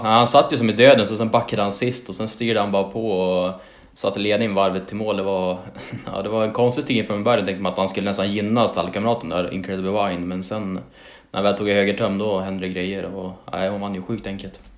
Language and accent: Swedish; Umeå area, Västerbotten County, Sweden; born or raised there